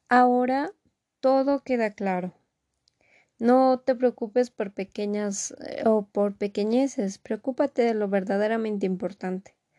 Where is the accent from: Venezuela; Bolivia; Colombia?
Bolivia; acá en mi país, Bolivia